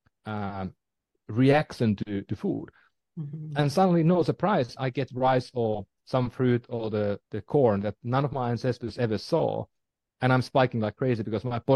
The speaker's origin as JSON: {"language": "English", "country": "Finland", "moved": "yes", "said": "I'm from Finland"}